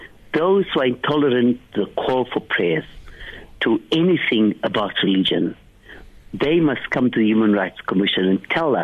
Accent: Cape Town, Western Cape, South Africa; I come from Bishop Leivas. In Bishop Leivas, we grew up Christians and Muslims

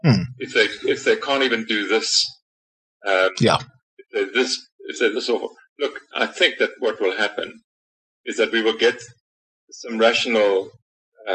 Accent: South Africa; it's great being a South African

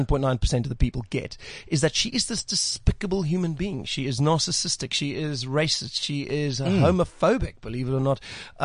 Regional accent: South Africa; born there; first language Afrikaans; English is a second language; I love the Afrikaans language. I was actually born, it was my first language.

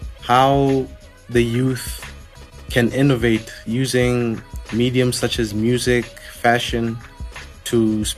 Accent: Lesotho; from Lesotho

